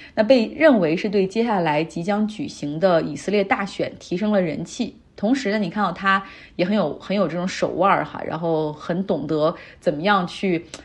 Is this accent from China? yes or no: yes; China; 但是像我们中国人，你需要办日本签证的